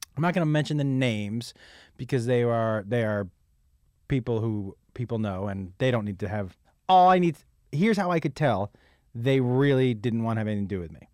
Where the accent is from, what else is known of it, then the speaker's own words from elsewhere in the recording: Massachusetts, United States; I grew up in Massachusetts